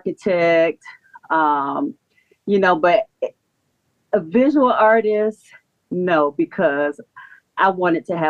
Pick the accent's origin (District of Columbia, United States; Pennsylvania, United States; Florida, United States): Florida, United States; St. Petersburg; now in Atlanta, United States; I was born and raised in St. Petersburg